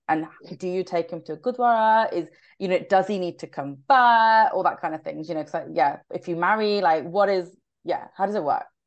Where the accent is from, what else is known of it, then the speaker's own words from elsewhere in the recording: United Kingdom; I'm not just Indian. I'm a British born Indian.